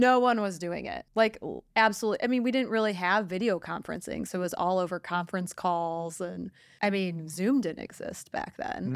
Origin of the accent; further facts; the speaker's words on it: Detroit, Michigan, United States; I am from Detroit